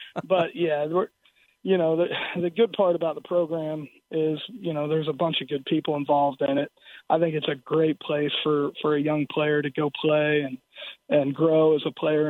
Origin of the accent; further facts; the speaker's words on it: South Florida, United States; moved away; also born or lived in Iowa; growing up in South Florida